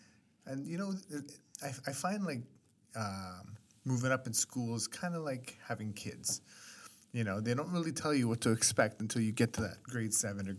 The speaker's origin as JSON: {"language": "English", "town": "Edmonton", "region": "Alberta", "country": "Canada", "tie": "born or raised there", "said": "So I grew up in Lorelei"}